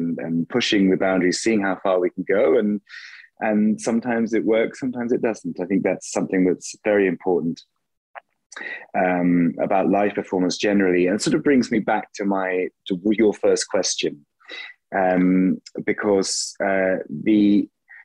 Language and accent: English; England, United Kingdom; first language English; also born or lived in Klagenfurt, Austria; now in Mannheim, Germany; being an Englishman